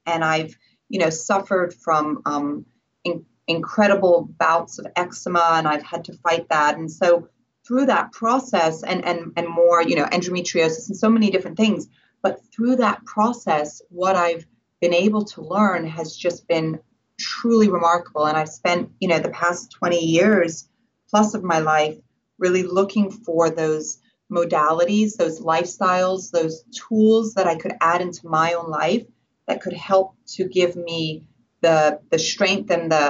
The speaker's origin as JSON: {"language": "English", "country": "Switzerland", "tie": "born there", "said": "And I was born in Switzerland, and it was 1974 when I was born."}